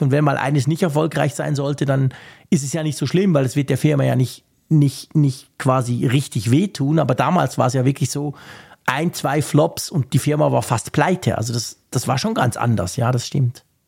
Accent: Switzerland; bei uns war es so in der Schweiz

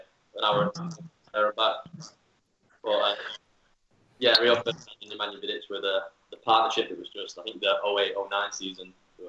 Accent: Manchester, North West England, United Kingdom; I grew up a United fan. Yeah, I was from

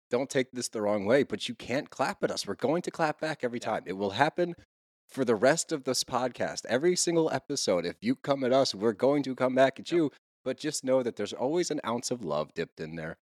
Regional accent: California, United States; also born or lived in Los Angeles; And by the way, I'm from the Bay and used to live in LA.

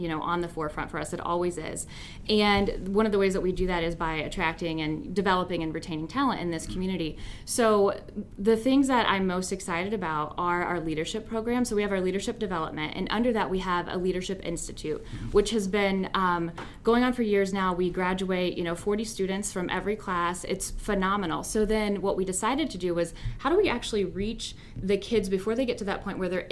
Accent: Lexington, Kentucky, United States; moved away as an adult; also born or lived in Chicago, Illinois; now in Fort Wayne, United States; I'm from Lexington, Kentucky originally

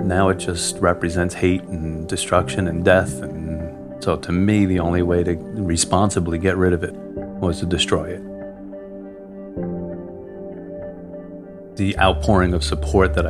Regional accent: Orange County, New York, United States; I'm from Orange County, New York

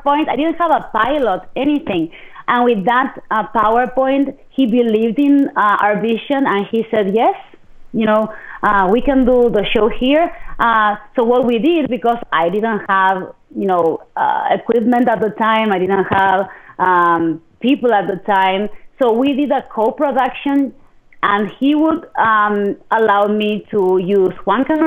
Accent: Argentina; moved away as an adult; also born or lived in Midland Odessa, Texas; now in United States; I'm originally from Argentina

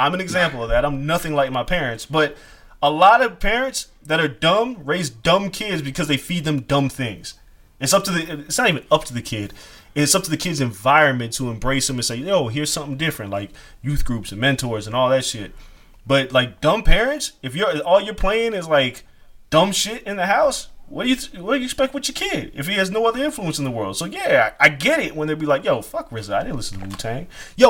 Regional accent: Las Vegas, Nevada, United States; also born or lived in New York; you're from Vegas. I was like, yeah, okay, but I like Timberlands. And I was born in New York.

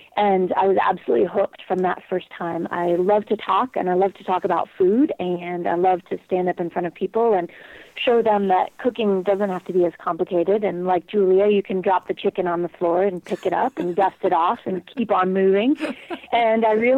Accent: Colorado, United States; I was born and raised in Colorado

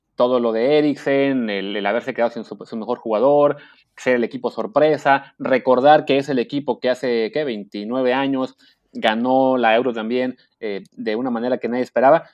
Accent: Mexico; como mexicanos nosotros pues no somos muy de querer Argentina

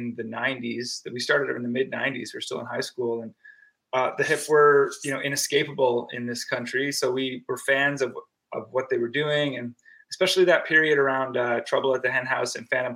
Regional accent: Antigonish, Nova Scotia, Canada; also born or lived in Toronto, Canada; now in Hamilton, Canada; we're from Antigonish, Nova Scotia, the Highland Heart.

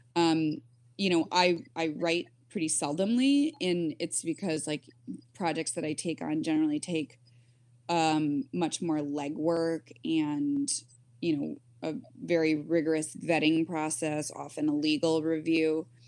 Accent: Michigan, United States; I grew up in Michigan

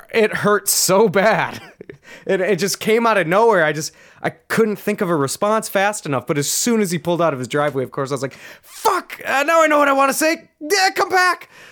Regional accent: Minnesota, United States; I'm from Minnesota

